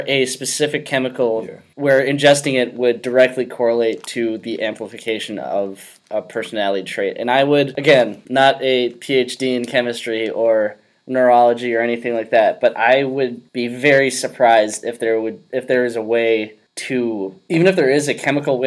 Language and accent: English; Minnesota, United States; born or raised there